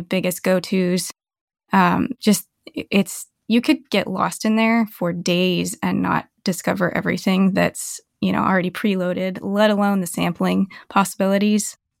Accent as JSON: {"language": "English", "area": "Bay Area", "region": "California", "country": "United States", "tie": "born or raised there", "also_born_or_lived": "Novato, California / San Jose, California / Santa Cruz, California", "moved": "as an adult", "lives_now": "Seattle, United States", "said": "I've been a Bay Area girl my whole life up until last year"}